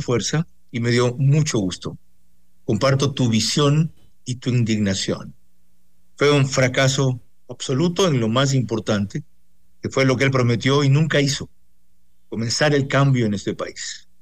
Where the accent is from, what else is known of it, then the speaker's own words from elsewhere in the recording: Bahía de Caráquez, Manabí, Ecuador; mi tierra, en Bahía de Caracas, y en el cantón Sucre